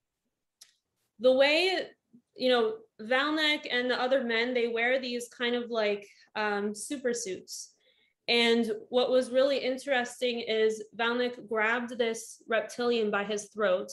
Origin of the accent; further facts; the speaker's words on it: Northern Virginia, United States; moved away as an adult; also born or lived in Florida; I grew up in Northern Virginia, and I went to college in Florida, nursing